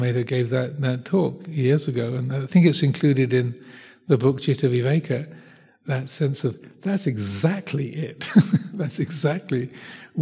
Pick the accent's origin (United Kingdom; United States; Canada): United Kingdom; I'm British, or I'm a Euro-mongrel really, but have a mixed ancestry from all over Europe